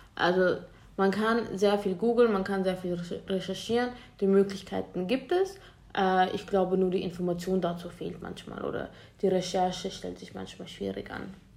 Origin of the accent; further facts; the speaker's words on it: Vienna, Austria; wir kommen ja aus Wien, wir kommen aus Österreich